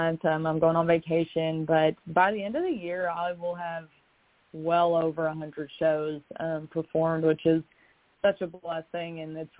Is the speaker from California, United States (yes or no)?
no; Kentucky, United States; now in Nashville, United States; Kentucky in general, because that is where I'm from, and I'm a Kentucky girl through and through, even if I did move away